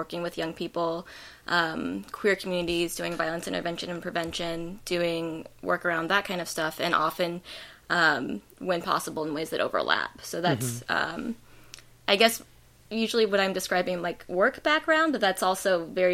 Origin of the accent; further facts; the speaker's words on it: Lexington, Kentucky, United States; moved away as an adult; also born or lived in Vermont; I grew up in Lexington